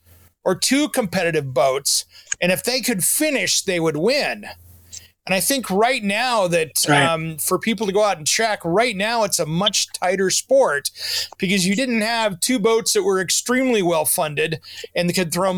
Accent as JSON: {"language": "English", "area": "Tri-Cities", "region": "Washington", "country": "United States", "tie": "born or raised there", "said": "as a kid, I grew up in the Tri-Cities"}